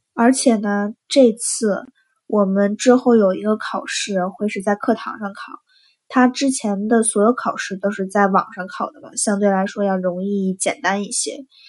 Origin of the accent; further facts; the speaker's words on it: China; moved away; 我是中国的